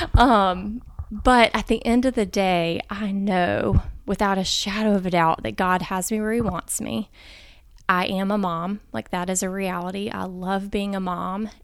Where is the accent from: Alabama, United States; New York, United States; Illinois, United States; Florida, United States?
Alabama, United States; Montgomery; I'm actually from Montgomery. Um, so grew up here, born and raised here